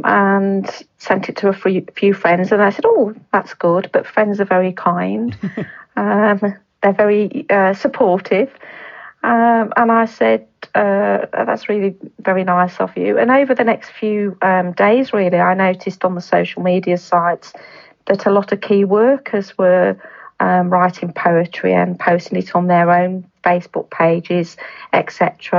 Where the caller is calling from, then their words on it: Cannock, West Midlands, United Kingdom; I live in the in Staffordshire, in Cannock, a little town called Cannock in Staffordshire.